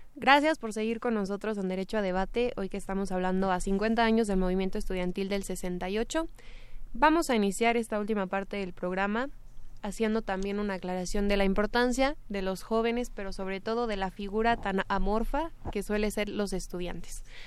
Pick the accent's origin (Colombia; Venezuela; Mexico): Mexico; como jóvenes y como estudiantes mexicanos